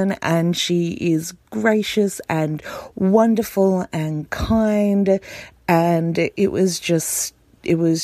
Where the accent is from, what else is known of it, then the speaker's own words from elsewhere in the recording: Australia; I came over from Australia for my first BHoF.